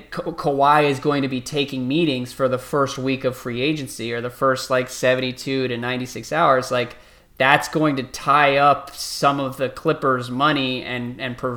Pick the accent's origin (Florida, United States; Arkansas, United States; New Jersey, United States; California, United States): California, United States; But growing up in the Bay Area, I have a ton of friends from